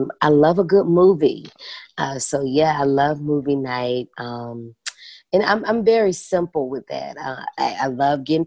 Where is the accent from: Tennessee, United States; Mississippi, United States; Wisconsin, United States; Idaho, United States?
Tennessee, United States; Memphis; moved away as an adult; now in Atlanta, United States; I'm from Memphis. And I'm now in Atlanta, Georgia